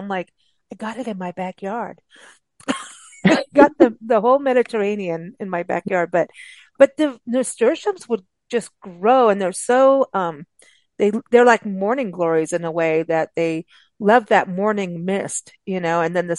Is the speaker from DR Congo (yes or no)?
no; South Africa; also born or lived in Kenya; growing up in South Africa and Kenya, there were the different levels.